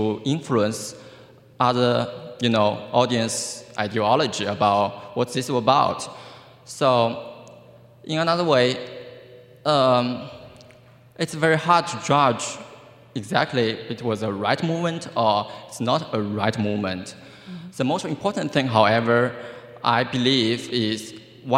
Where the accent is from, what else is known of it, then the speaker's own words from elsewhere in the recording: China; now in Iowa, United States; I'm from China originally